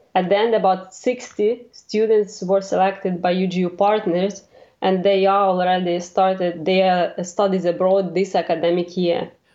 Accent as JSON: {"language": "English", "country": "Ukraine", "tie": "born or raised there", "moved": "as an adult", "lives_now": "Germany", "said": "I was born in Ukraine, so I studied, uh, there my university, my bachelor."}